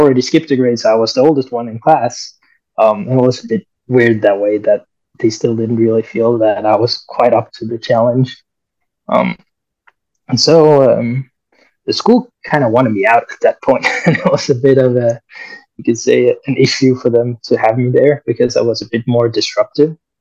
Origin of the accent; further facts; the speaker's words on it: near Copenhagen, Capital Region of Denmark, Denmark; also born or lived in Colombia; I'm adopted from Colombia, actually. So I came to Denmark when I was 1 year old.